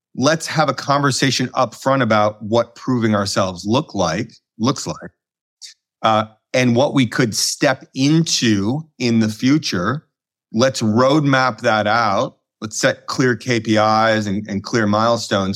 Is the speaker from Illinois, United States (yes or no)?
yes; Chicago, Illinois, United States; moved away as an adult; also born or lived in London / Colorado / New York; current, uh, Chicago resident and born and raised in Chicago